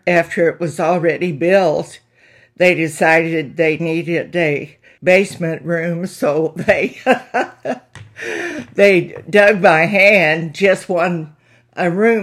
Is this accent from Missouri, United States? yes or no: yes; Flat River, Missouri, United States; I was born in Flat River, Missouri, September the 6th, 1935